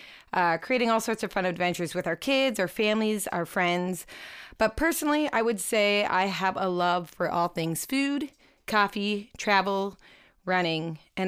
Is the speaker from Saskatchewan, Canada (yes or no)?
no; Fenwick, Ontario, Canada; Well, I'm born and raised in Niagara, in the little town of Fenwick, to be exact. And I've lived there for actually 34 and a half of my 36 and a half years of life.